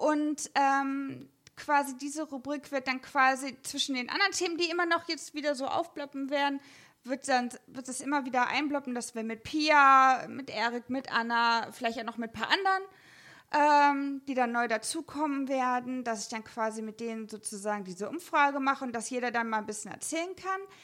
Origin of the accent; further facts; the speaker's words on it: Germany; Ich als reines Westkind